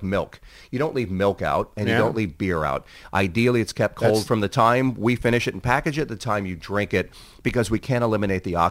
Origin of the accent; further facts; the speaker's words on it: Southern California, United States; I'm from Southern California